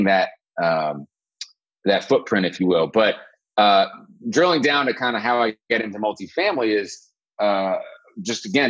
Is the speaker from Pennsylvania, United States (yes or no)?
no; Athens, Georgia, United States; I grew up in Athens, Georgia